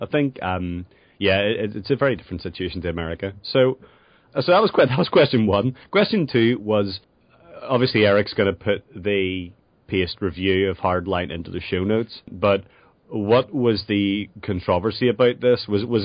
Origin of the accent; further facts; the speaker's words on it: Northern Ireland, United Kingdom; now in Scotland, United Kingdom; I grew up in Northern Ireland